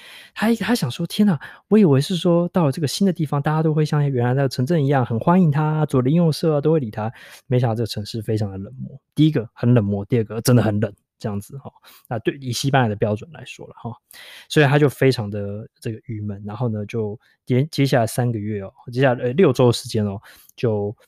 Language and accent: Chinese; Taiwan; now in London, United Kingdom; 她知道我是台湾人，